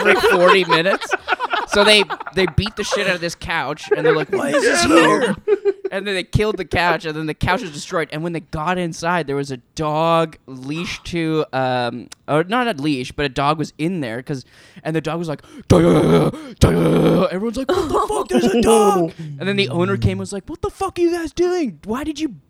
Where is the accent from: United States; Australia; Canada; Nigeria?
Canada; Burnaby, British Columbia; I grew up in Burnaby, just outside of Vancouver